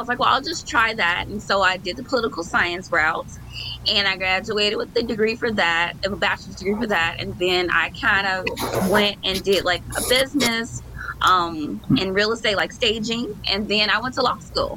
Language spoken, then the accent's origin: English; Chicago, Illinois, United States; I like living close to my mom, but I don't live like in that area anymore. I'm still like 20 minutes away, but I'm on the south side of Chicago